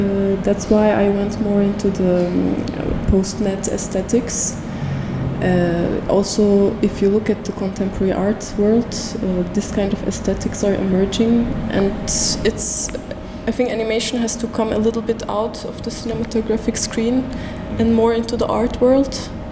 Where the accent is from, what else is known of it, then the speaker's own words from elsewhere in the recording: Istanbul, Turkey; moved away as an adult; now in Belgium; So I'm originally from Istanbul, and since about more than 6 years I'm living in Belgium now